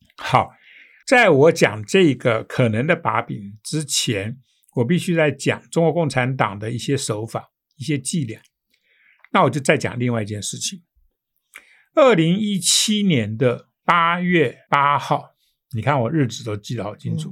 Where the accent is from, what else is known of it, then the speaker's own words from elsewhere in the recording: Taiwan; 我们台湾人